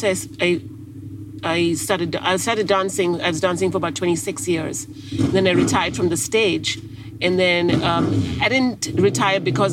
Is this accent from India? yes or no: yes; India; moved away; also born or lived in England; I grew up mainly in India, but I also traveled all over Africa, Australia, lived in England, and basically lived all over the world.